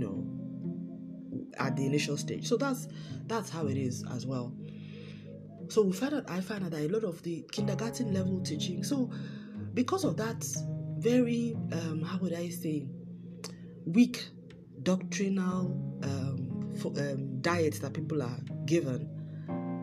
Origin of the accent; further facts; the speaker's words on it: Nigeria; I come from Nigeria and Africa